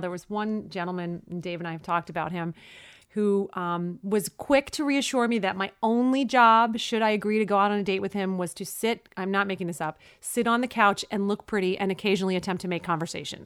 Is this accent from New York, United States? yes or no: yes; New York City, New York, United States; I was born and raised in Brooklyn